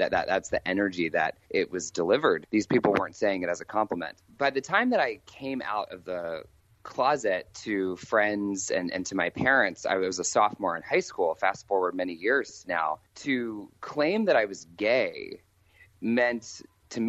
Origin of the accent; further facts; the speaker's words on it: Maryland, United States; also born or lived in Washington, D.C.; I was born, in Washington, D.C., and grew up in Maryland